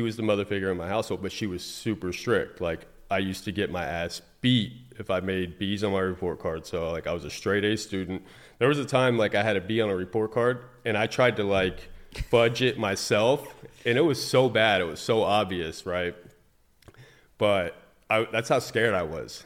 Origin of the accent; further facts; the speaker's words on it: Fort Pierce, Florida, United States; I was raised in Fort Pierce, Florida